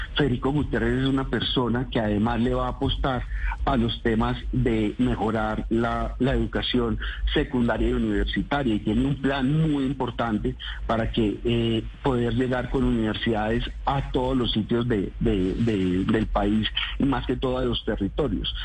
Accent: Antioquia, Colombia; porque los dos somos antioqueños

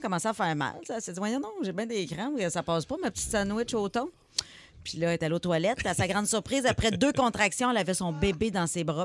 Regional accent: Abitibi, Quebec, Canada; je viens d'Abitibi

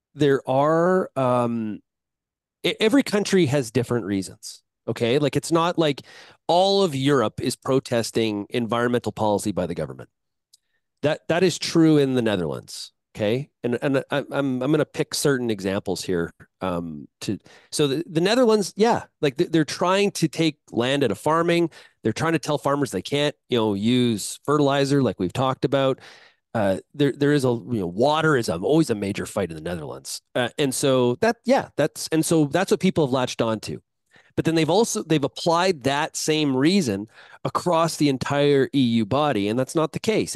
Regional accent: Canada; as a Canadian agriculturalist

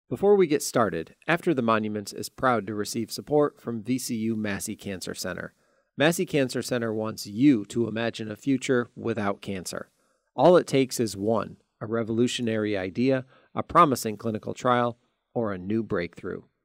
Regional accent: Ithaca, New York, United States; I grew up in upstate New York. I grew up in Ithaca, New York

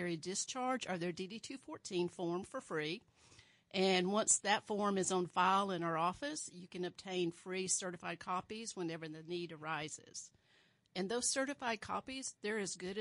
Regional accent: Alabama, United States; now in Sedgwick County, Kansas, United States; I was born in Alabama and raised in a very small town, probably about 4,000 people

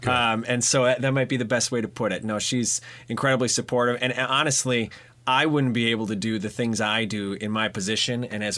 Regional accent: Mukwonago, Wisconsin, United States; so I was a Mequonago guy.

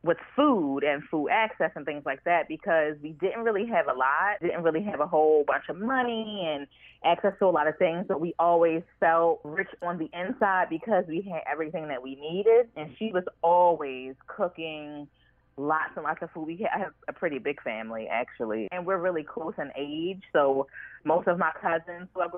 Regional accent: Baltimore, Maryland, United States; I am from Baltimore, born and raised

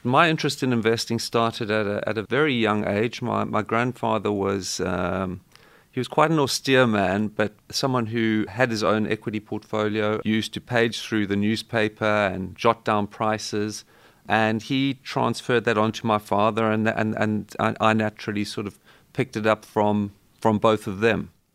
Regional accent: South Africa; growing up in South Africa

